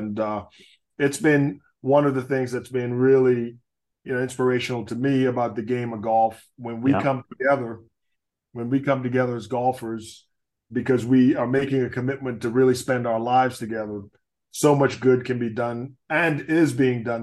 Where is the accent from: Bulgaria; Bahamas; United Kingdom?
Bahamas; Nassau, New Providence; moved away; I grew up in Nassau. We grew up in a neighborhood called Chippingham